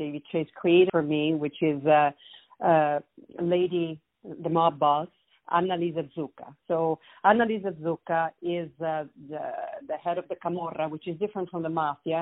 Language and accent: English; Switzerland; moved away as an adult; also born or lived in Italy / New York; now in United States; I was born in Switzerland, but my mom is Greek, and my father was Italian